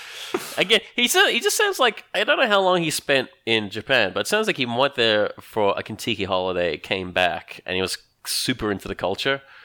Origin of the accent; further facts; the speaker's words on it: Australia; I'm Australian.